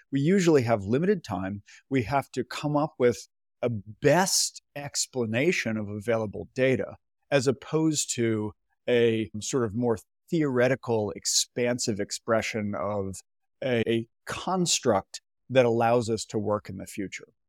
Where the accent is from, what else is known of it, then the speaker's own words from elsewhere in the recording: near Boston, Massachusetts, United States; I grew up near Boston, Massachusetts